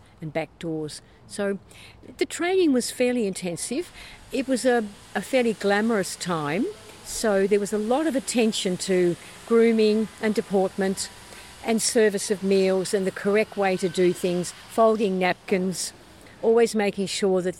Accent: Melbourne, Victoria, Australia; also born or lived in Sydney; I was born and bred in Melbourne

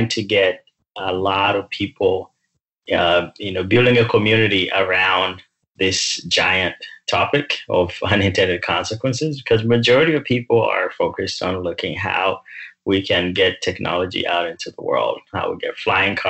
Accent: Uganda; now in United States; I grew up in Uganda

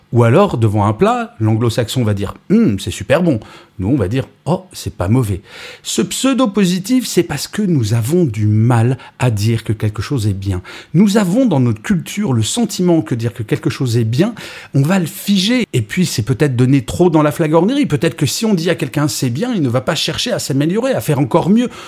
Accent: France; Je suis français

